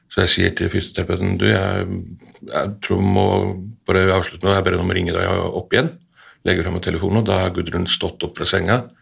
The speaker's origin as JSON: {"language": "Norwegian", "country": "Iceland", "tie": "born or raised there", "moved": "yes", "lives_now": "Norway", "said": "vi er begge to født og oppvokst på Island"}